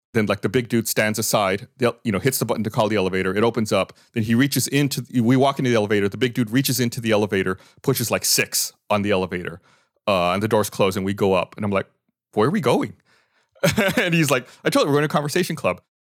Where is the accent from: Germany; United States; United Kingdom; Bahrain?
United States; Texas; I was from Texas